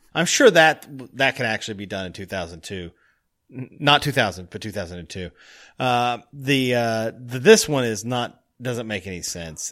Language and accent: English; Tennessee, United States; now in Chicago, United States; being from Tennessee